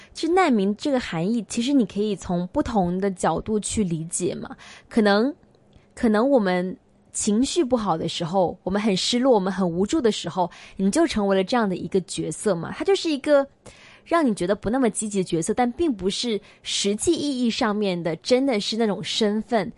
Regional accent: China; moved away as an adult; now in Hong Kong; 我们离开内地来香港求学

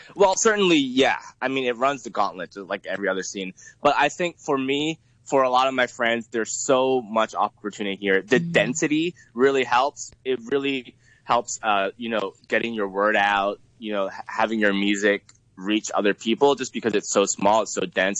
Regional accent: San Francisco Bay Area, California, United States; moved away as an adult; also born or lived in Boston; now in Hong Kong; I moved to the U.S. in uh, when I was about ten years old, and I actually lived in the San Francisco Bay Area at that time. I went to middle school and high school there

